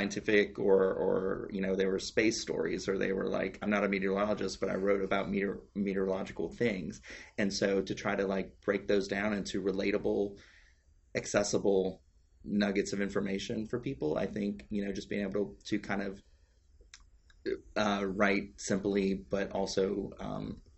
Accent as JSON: {"language": "English", "region": "South Louisiana", "country": "United States", "tie": "born or raised there", "moved": "yes", "said": "I'm from South Louisiana and we were having a lot of hurricanes. It was around Katrina"}